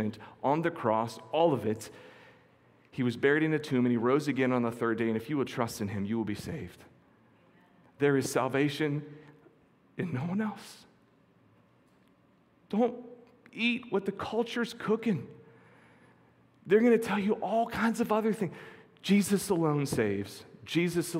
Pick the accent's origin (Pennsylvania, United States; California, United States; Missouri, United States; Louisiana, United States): Pennsylvania, United States; near Quecreek, western; just outside my hometown, there was a terrible mining accident